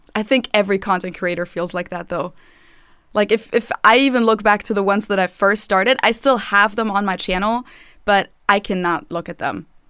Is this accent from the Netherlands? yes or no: no; Munich, Bavaria, Germany; English is a second language; moved away as an adult; now in Cincinnati, United States; I grew up in Munich